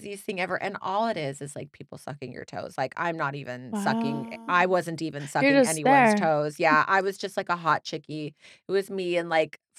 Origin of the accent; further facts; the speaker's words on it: Galt, California, United States; moved away as an adult; I'm from Sacramento.